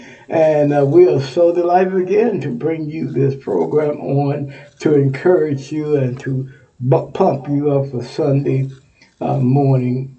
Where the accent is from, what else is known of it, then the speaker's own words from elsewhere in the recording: Texas, United States; Texas is my home state